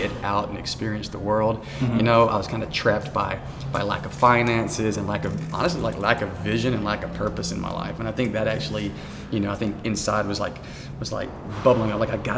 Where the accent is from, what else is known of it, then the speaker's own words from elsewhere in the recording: Prattville, Alabama, United States; also born or lived in Montgomery, Alabama / Union Springs, Alabama; when I was about 8 years old, I moved with my mom and my sister to Prattville.